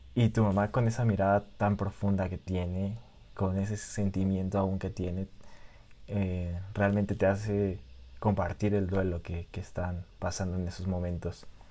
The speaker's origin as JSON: {"language": "Spanish", "country": "Mexico", "said": "soy mexicano y que viva México."}